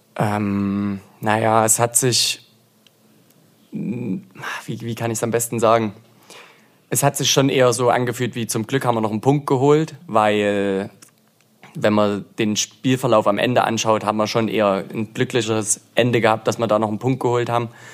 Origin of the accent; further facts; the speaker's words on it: Zwickau, Saxony, Germany; moved away as an adult; also born or lived in Leipzig; now in Aue, Germany; Bin ursprünglich aus Zwickau, dort auch geboren.